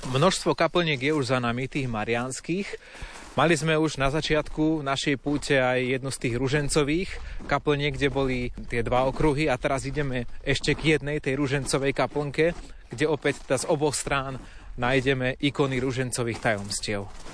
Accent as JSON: {"language": "Slovak", "country": "Slovakia", "said": "u nás doma na Slovensku"}